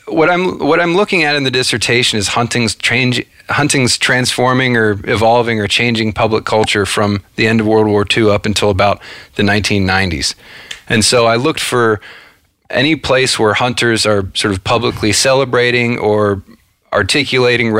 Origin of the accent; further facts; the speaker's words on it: Cincinnati, Ohio, United States; I grew up in outside of Cincinnati, Ohio.